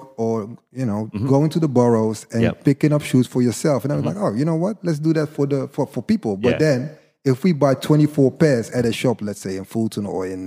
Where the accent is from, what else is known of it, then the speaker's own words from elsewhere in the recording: Amsterdam, North Holland, Netherlands; I was born and raised in Amsterdam